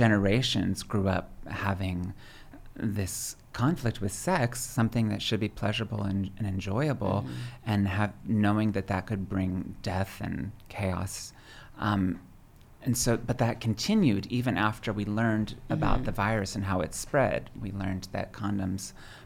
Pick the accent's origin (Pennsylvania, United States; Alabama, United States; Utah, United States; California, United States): Pennsylvania, United States; moved away; also born or lived in Dallas, Texas / New York; I grew up in a tiny little village in southern central Pennsylvania.